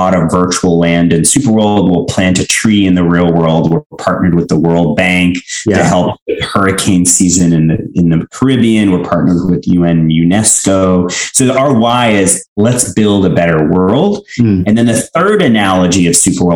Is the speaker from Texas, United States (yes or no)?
yes; Houston, Texas, United States; moved away as an adult; also born or lived in Mumbai, India / Illinois / Madrid / Paris; I was born in India, I was born in Mumbai, and I grew up in Houston.